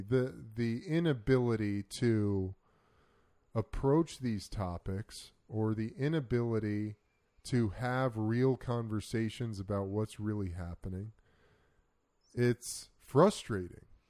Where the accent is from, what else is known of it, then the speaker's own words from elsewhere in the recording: United States; As an American